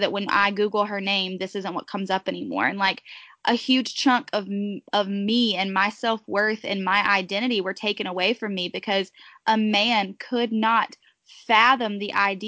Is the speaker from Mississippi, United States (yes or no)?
no; Pleasant Garden, North Carolina, United States; I'm from Pleasant Garden, North Carolina